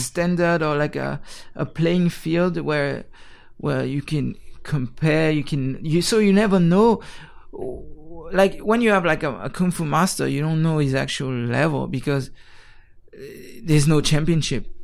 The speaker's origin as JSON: {"language": "English", "region": "Geneva", "country": "Switzerland", "tie": "born or raised there", "moved": "as an adult", "lives_now": "Taiwan", "said": "I was born in Geneva, Switzerland"}